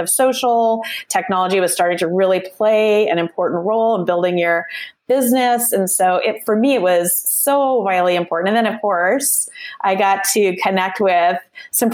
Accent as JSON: {"language": "English", "town": "Calgary", "region": "Alberta", "country": "Canada", "tie": "born or raised there", "moved": "as an adult", "lives_now": "Vancouver area, Canada", "said": "I'm actually originally born and raised in Calgary. So I'm a prairie girl, born and raised for the first half of my life"}